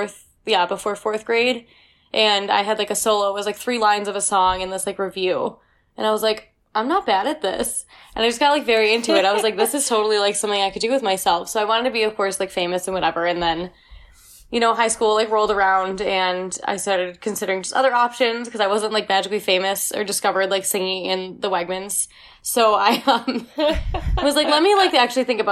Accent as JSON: {"language": "English", "town": "Rochester", "region": "New York", "country": "United States", "said": "I'm from Rochester, New York."}